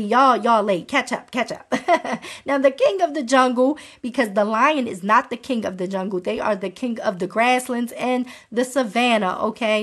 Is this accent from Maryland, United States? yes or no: yes; Baltimore, Maryland, United States; I'm from Baltimore